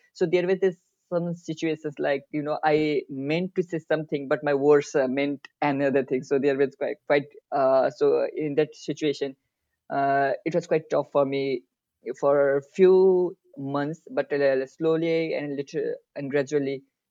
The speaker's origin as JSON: {"language": "English", "country": "Nepal", "moved": "yes", "lives_now": "Dehradun, India", "said": "basically, I belong to Nepal. My home country is Nepal, and I am 22 years old."}